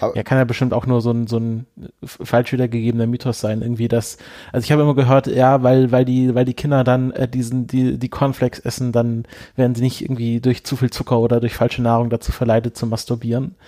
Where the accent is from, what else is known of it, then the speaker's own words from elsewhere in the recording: home region of Seitenbacher, Baden-Württemberg, Germany; was ja natürlich eher aus meiner Region kommt